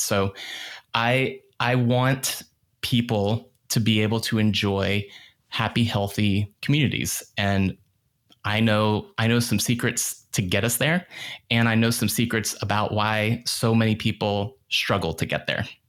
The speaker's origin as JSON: {"language": "English", "region": "Northern Virginia suburbs outside of DC", "country": "United States", "tie": "born or raised there", "said": "I grew up in the Northern Virginia suburbs outside of DC"}